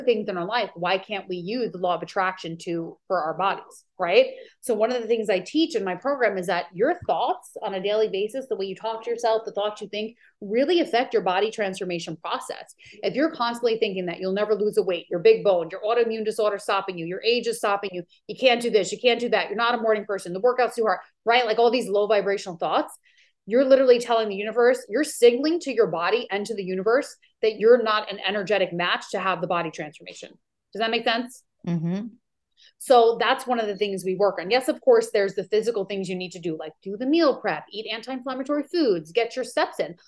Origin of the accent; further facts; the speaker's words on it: New York, United States; now in Maui, United States; I'm from New York